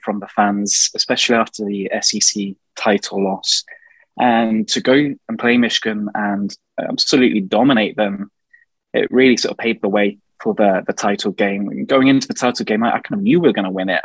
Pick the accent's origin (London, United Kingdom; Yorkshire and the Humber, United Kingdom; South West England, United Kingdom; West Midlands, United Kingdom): South West England, United Kingdom; Gloucester; moved away as an adult; now in Edinburgh, United Kingdom; So I'm originally from Gloucester, which is in the southwest of England.